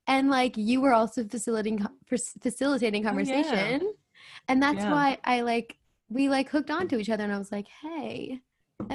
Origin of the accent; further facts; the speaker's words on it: New Jersey, United States; I'm from New Jersey